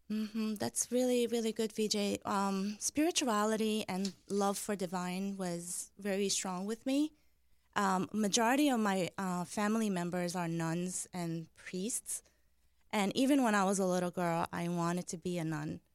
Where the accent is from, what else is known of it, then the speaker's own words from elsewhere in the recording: Deir al-Qamar, Mount Lebanon, Lebanon; I was born in 1981 in Deir al-Amar. Deir al-Amar means Monastery of the Moon in Lebanon